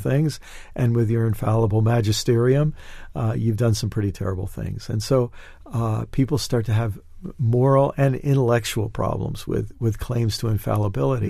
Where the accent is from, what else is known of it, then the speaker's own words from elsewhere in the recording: United States; as an American